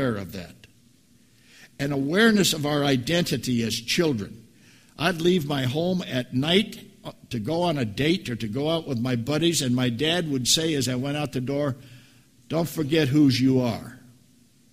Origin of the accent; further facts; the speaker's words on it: 7 miles from Hampton, Nebraska, United States; moved away; It's a little know-nothing town 7 miles from where I grew up